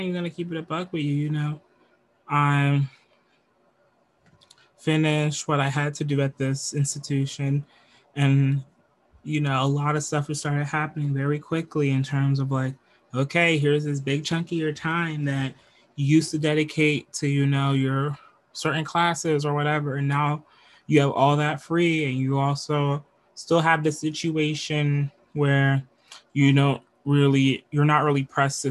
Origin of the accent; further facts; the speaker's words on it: United States; I'm from America. I'm moving from the United States of America to Canada